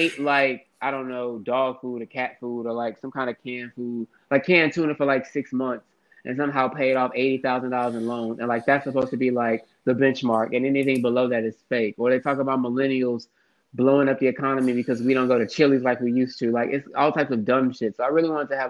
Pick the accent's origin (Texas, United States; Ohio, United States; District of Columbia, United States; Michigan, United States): Texas, United States; Houston; also born or lived in Harlem, New York; I'm from Houston, but I'm actually in Harlem right now